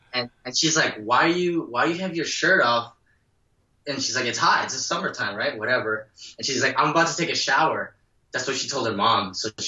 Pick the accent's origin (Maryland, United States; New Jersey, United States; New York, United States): New Jersey, United States; and I live in Jersey. And as a kid growing up in New Jersey